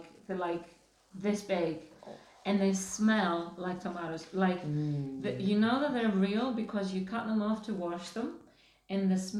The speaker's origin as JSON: {"language": "English", "country": "Greece", "tie": "born or raised there", "moved": "as an adult", "lives_now": "London, United Kingdom", "said": "I am from Greece."}